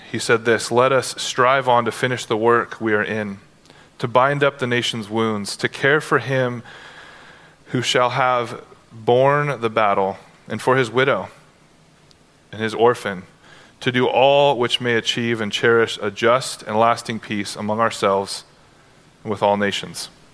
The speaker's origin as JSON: {"language": "English", "country": "United States", "tie": "born or raised there", "said": "you grew up as an American"}